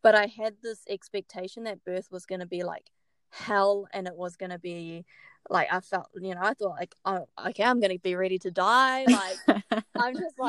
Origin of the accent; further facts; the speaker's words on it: New Zealand; moved away as an adult; now in Brisbane, Australia; I'm from New Zealand, but grew up all over the world. So I'm a bit of everything. We moved to Brisbane about 1.5 years ago, and it's been so good.